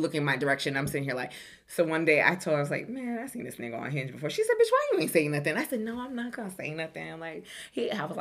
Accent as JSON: {"language": "English", "region": "New York", "country": "United States", "said": "we're both from New York. We're both from the same place"}